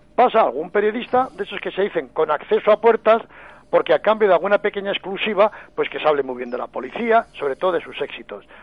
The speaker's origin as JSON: {"language": "Spanish", "region": "Navarre", "country": "Spain", "moved": "yes", "lives_now": "Madrid, Spain", "said": "yo soy navarro"}